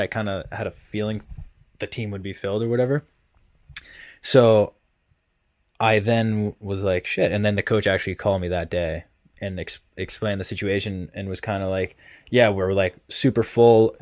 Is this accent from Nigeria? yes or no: no; Massachusetts, United States; I'm from Mass